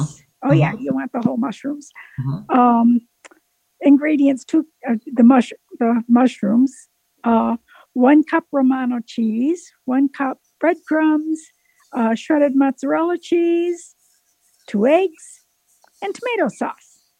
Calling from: Waynesville, North Carolina, United States; And I am from Waynesville, North Carolina.

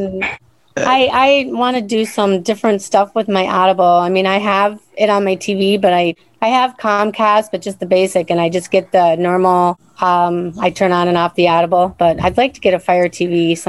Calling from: Minnesota, United States; I'm from Minnesota.

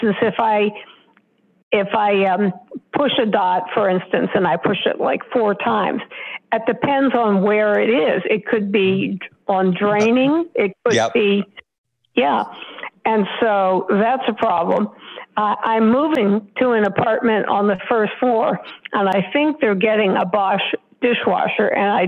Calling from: Oklahoma, United States; Hello, this is …. I'm from Oklahoma

